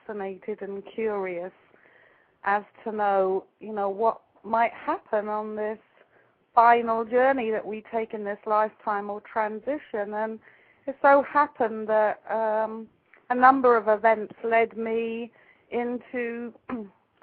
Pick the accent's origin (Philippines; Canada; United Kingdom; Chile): United Kingdom; England; now in Ojai, United States; I'm actually living in Ojai, California right now, but you can probably tell I actually come from England